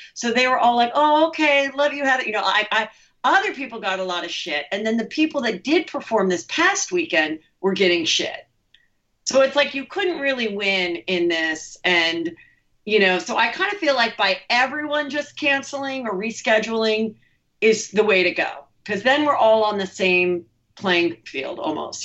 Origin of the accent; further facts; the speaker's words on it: Los Angeles, California, United States; I grew up here